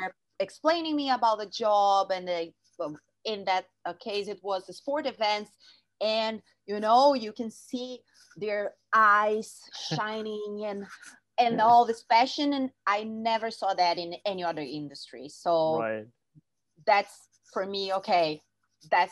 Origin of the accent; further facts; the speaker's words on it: Rio de Janeiro, Brazil; I'm from Rio, Brazil. And I was there in my city